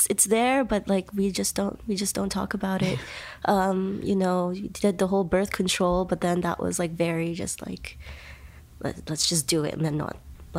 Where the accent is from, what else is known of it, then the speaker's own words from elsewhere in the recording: California, United States; born there; Yes, I was born in the Bay Area in California, but my family's from Uganda.